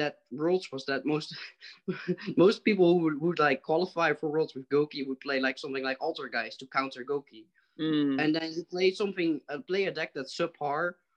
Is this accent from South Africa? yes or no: no; Netherlands; from the Netherlands in Europe